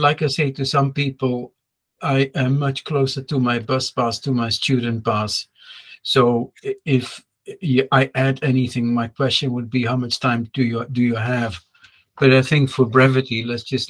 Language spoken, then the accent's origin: English; Netherlands; moved away as an adult; also born or lived in France; I went to university, by the way, in Holland, and I'm from Holland, that's where I went to high school